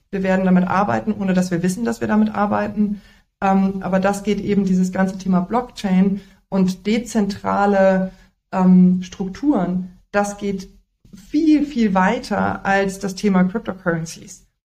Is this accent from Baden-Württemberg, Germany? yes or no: no; North Rhine-Westphalia, Germany; now in Berlin, Germany; aus dem Siebengebirge.